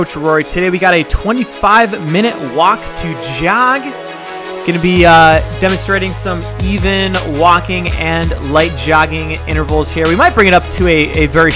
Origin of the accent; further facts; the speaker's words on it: Chicago, Illinois, United States; I'm from Chicago